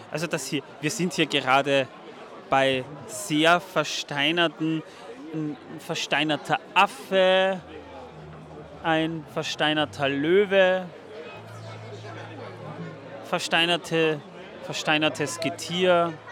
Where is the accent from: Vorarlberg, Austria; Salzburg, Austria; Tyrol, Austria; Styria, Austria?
Vorarlberg, Austria; Feldkirch; Aus Vorarlberg ist richtig. Ich komme aus Feldkirch, genau.